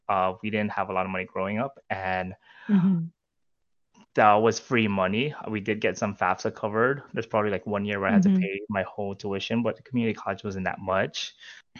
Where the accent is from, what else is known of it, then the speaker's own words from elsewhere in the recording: Philippines; And me being like Filipino Asian, I mean, there's a lot of Filipinos on a cruise ship.